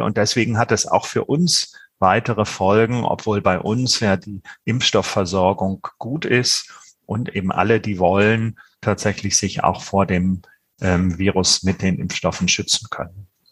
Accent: Germany; bei uns in Deutschland

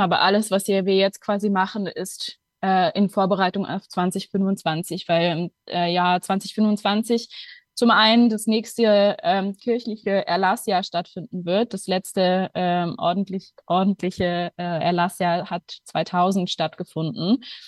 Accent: Luxembourg; moved away as an adult; now in Berlin, Germany; Ich komme ursprünglich aus Luxemburg und lebe mittlerweile seit zweieinhalb Jahren in Berlin

